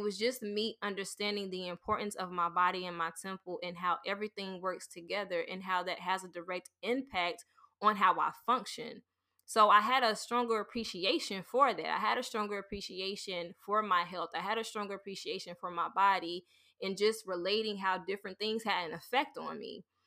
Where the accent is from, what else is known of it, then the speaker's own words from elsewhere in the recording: the South, United States; growing up in the South